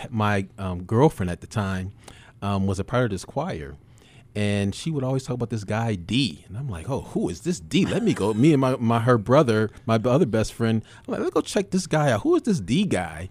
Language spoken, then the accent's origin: English; Buffalo, New York, United States; I'm born and raised in Buffalo.